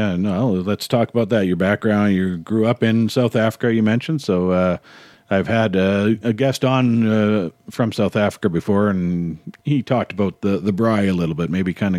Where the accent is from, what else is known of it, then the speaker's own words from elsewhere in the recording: Canada; I think as Canadians, seem to have a bit of an inferiority complex sometimes